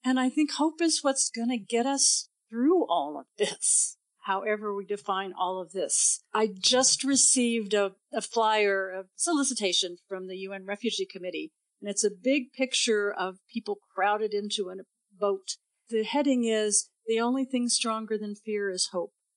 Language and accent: English; United States; also born or lived in Austin, Texas; I'm an American